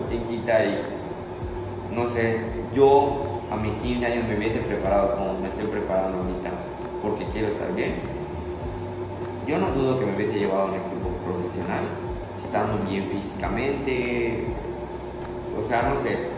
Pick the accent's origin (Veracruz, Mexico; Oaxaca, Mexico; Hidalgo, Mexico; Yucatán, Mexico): Yucatán, Mexico; Valladolid; no quedarme acá en Valladolid porque ah, soy la estrellita de Valladolid